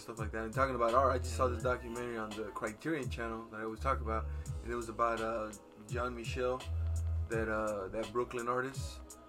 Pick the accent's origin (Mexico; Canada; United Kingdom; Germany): Mexico; now in Portland, United States; I'm actually from Mexico.